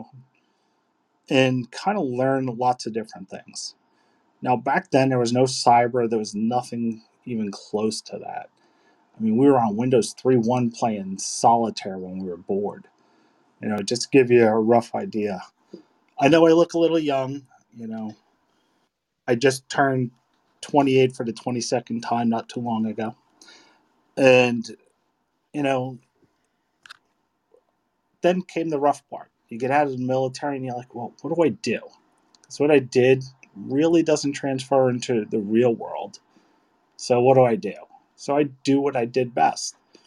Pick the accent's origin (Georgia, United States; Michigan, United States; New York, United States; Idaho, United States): New York, United States; New York City; I grew up in Sunset Park in good old Brooklyn